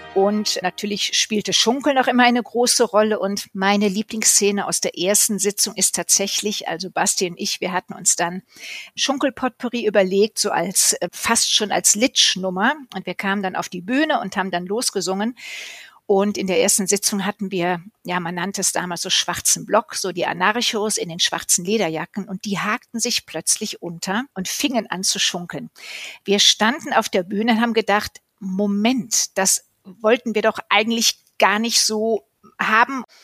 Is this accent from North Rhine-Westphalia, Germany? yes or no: yes; Cologne, North Rhine-Westphalia, Germany; Ich bin in Köln geboren, also ein Eschkölsch-Mädchen.